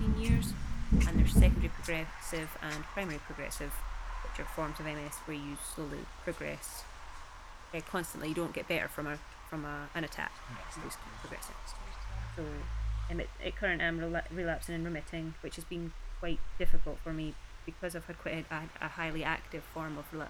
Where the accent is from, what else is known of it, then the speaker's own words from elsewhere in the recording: Peebles, Scotland, United Kingdom; I am originally from Peebles in the Scottish Borders